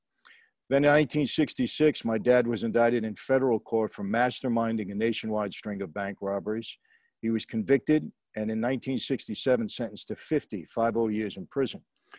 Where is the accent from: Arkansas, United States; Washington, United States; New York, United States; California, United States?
New York, United States; New York City; I grew up in Brooklyn, New York, back in the 1950s I was born